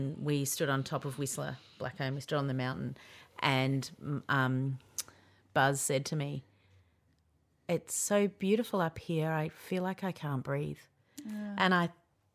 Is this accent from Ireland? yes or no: no; Yarra Valley, Victoria, Australia; I grew up in the Yarra Valley